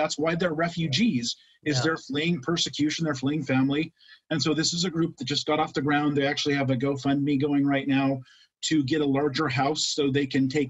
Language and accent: English; Reno, Nevada, United States; moved away; my hometown of Reno, Nevada.